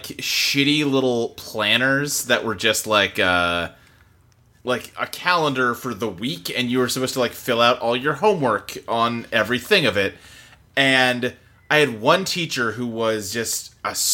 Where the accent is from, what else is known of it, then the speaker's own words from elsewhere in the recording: Kentucky, United States; I grew up in Kentucky, and I wasn't in like a super rural area, but it was kind of on the border